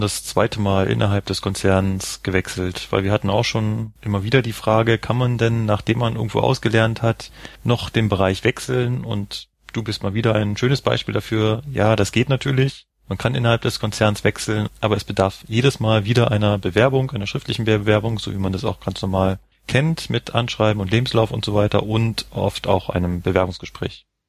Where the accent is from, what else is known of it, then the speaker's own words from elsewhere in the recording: Berlin, Germany; now in Munich, Germany; ich komme ja ursprünglich aus Berlin